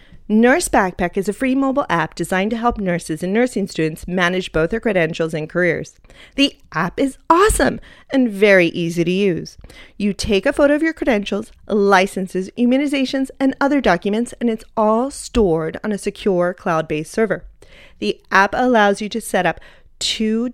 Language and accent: English; Los Angeles, California, United States; Eagle Rock, where I grew up here in Los Angeles